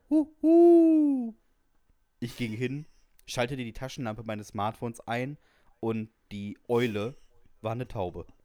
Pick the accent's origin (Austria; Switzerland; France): France; Ich komme aus Frankreich und kann dementsprechend natürlich fließend Französisch.